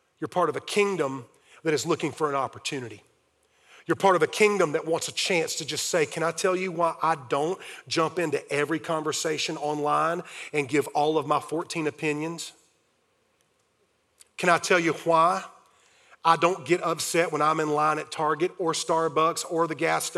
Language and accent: English; Fountain Inn, South Carolina, United States; I grew up in Fountain Inn, South Carolina